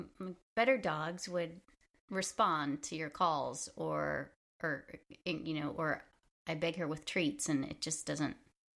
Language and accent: English; United States; moved away as an adult; now in Le Marche, Italy; Although they don't know we're American.